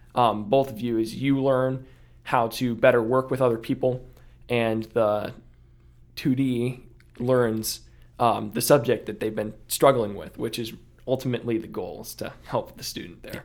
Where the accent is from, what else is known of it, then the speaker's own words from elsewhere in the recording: Akron, Ohio, United States; I came from Akron